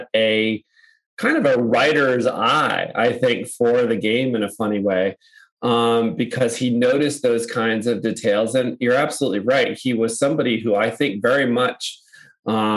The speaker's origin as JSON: {"language": "English", "region": "New England", "country": "United States", "tie": "born or raised there", "said": "somebody growing up in New England"}